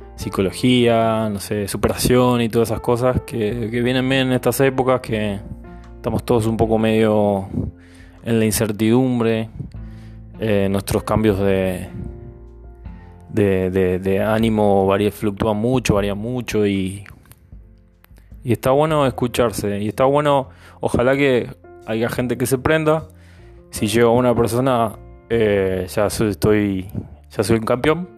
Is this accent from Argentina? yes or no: yes; Argentina; moved away as an adult; now in Villarrica, Paraguay; yo soy argentino, no soy, no soy paraguayo, no soy guaireño